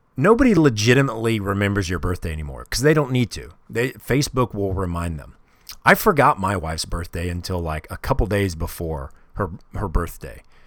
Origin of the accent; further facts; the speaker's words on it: Kansas City, Missouri, United States; I grew up in Kansas City